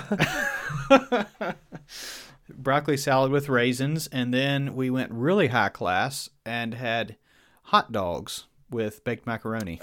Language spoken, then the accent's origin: English; Virginia, United States; accent: Southern; I was from Virginia and from, uh, from Old Order of Mennonite background